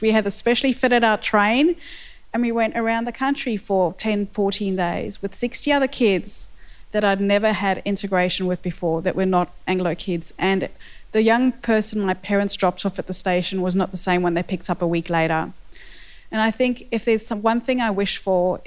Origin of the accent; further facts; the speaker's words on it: South Africa; accent: South African; moved away; I have a South African accent, and I grew up in South Africa in the apartheid years